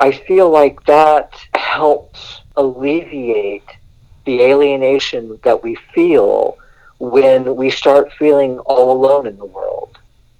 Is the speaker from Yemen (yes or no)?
no; Southern California, United States; I grew up here on the West Coast in California, and especially Southern California